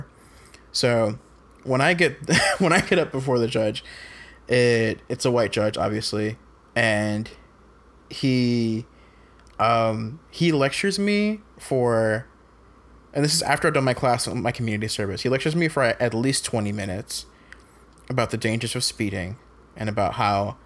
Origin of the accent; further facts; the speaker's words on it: Fayetteville, North Carolina, United States; Fayetteville, which is my hometown.